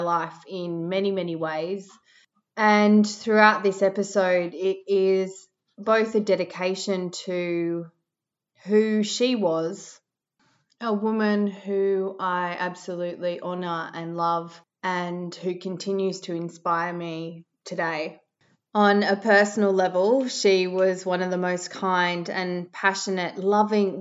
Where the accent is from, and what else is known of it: Australia; born or raised there